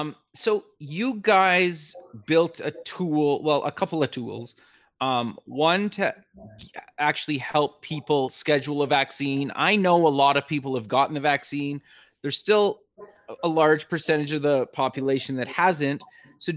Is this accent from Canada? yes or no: yes; Canada; I'm actually Canadian, and I'm up in Canada right now